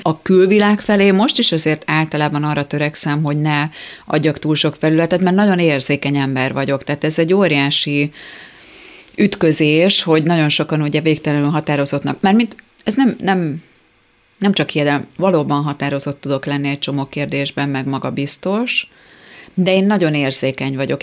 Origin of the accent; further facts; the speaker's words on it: Tata, Komárom-Esztergom, Hungary; moved away; Nyilván Tatán élnek ők továbbra is, ugye én ott nőttem fel